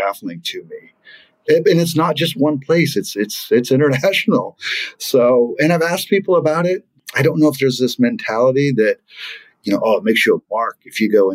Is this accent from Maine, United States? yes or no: yes; Maine, United States; So I grew up in Maine